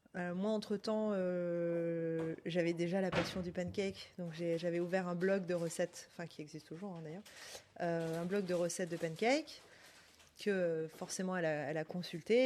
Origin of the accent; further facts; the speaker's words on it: Auvergne-Rhône-Alpes, France; also born or lived in Côte d'Ivoire / Panama; now in Paris, France; J'ai grandi en Auvergne